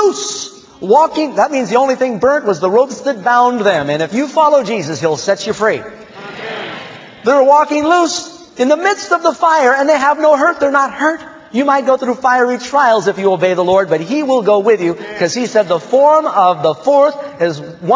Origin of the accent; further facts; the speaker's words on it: United States; I am an American, and I'm technically a Protestant